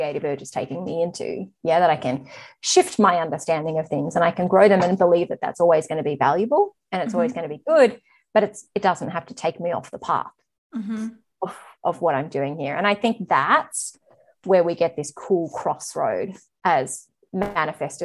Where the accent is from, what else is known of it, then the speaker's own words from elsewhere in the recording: Australia; I'm Australian.